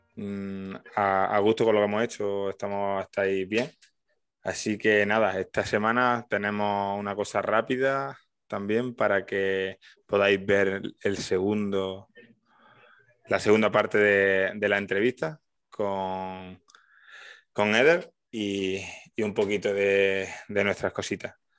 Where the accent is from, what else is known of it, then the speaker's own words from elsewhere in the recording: Alcalá la Real, Andalusia, Spain; si tú tenías una del Atleti de Bilbao en un pueblo de Jaén, en Alcalá